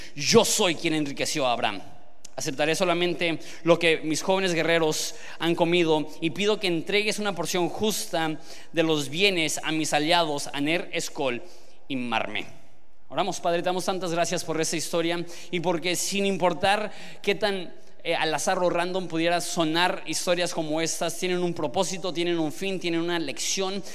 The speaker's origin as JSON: {"language": "Spanish", "country": "Mexico"}